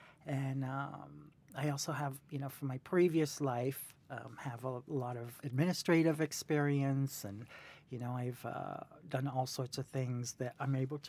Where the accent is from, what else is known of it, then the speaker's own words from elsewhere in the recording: San Francisco, California, United States; now in New York City, United States; I'm from San Francisco originally. I lived a little bit all over the world because of my parents. And I got to New York City Ballet through the former shoe manager, Lynette.